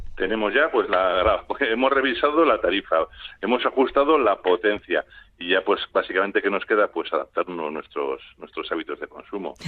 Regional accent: Basque Country, Spain; somos vascos

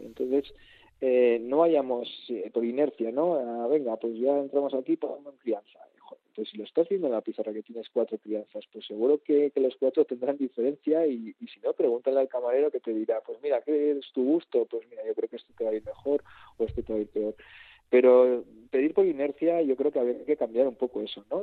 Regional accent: Rioja Alavesa, Basque Country, Spain; es una comarca que estamos ahí en el sur y, estamos luchando y reivindicándonos por, decir que, que, somos una parte de Euskadi

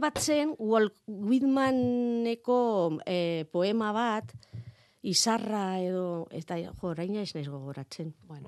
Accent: Zaragoza, Aragon, Spain; born or raised there; Basque is a second language; moved away as an adult; also born or lived in Pamplona, Spain; now in Aranguren, Spain

